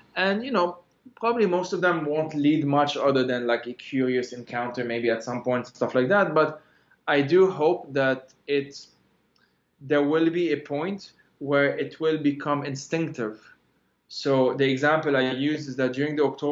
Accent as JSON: {"language": "English", "country": "Lebanon", "moved": "yes", "said": "we are protesters from Lebanon"}